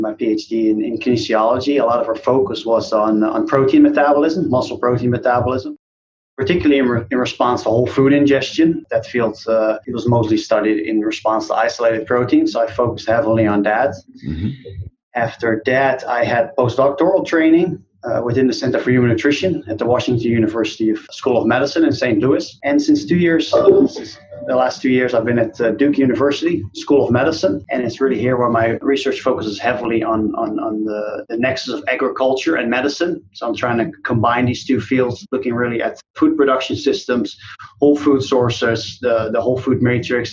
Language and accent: English; Netherlands; moved away as an adult; now in United States; I grew up in the Netherlands